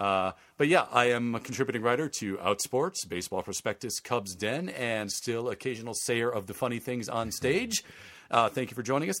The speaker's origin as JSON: {"language": "English", "town": "Vernon Hills", "region": "Illinois", "country": "United States", "tie": "born or raised there", "moved": "yes", "said": "grew up in Vernon Hills"}